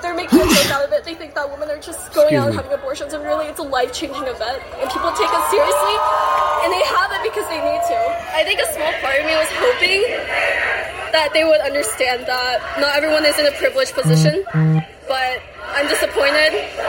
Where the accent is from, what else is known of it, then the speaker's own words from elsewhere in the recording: Kentucky, United States; I'm from Kentucky